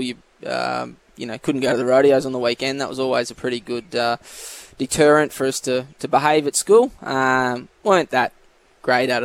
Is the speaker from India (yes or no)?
no; Coonabarabran?, New South Wales, Australia; now in Tamworth, Australia; grew up in Corindoi.